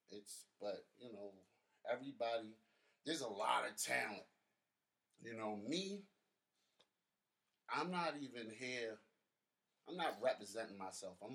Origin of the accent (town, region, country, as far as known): Baltimore, Maryland, United States; born or raised there